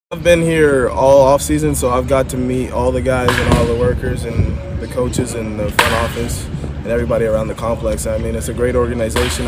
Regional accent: Bahamas; now in Miami, United States; I'm from the Bahamas

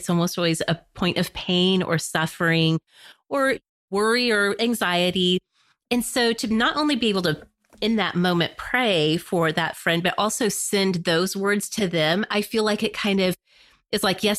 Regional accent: United States; as American Christians

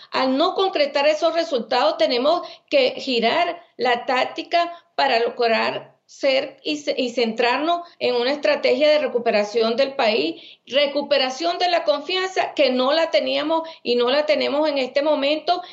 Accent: Venezuela; moved away as an adult; soy médico venezolana

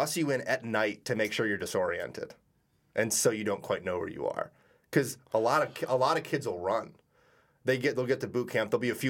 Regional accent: New England, United States; growing up in New England

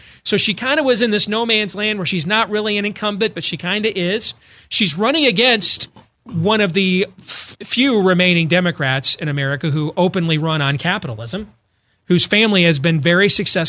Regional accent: Iowa, United States; So my home state of Iowa

